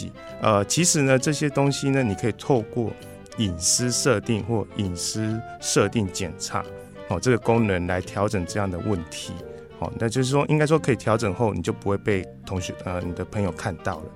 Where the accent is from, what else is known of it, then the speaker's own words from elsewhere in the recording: Chiayi, Taiwan; 呃，我来自嘉义。哦，那嘉义大家最听到最有名应该就是鸡肉饭嘛，所以应该很有印象。